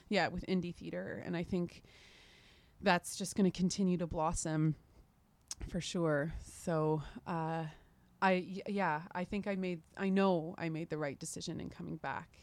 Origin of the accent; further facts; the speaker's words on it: Canada; also born or lived in London, United Kingdom; as a Canadian artist